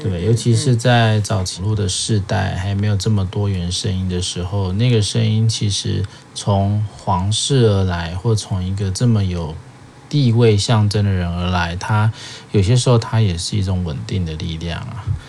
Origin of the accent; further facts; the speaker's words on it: Taiwan; 就我们华人或者是我们台湾人啊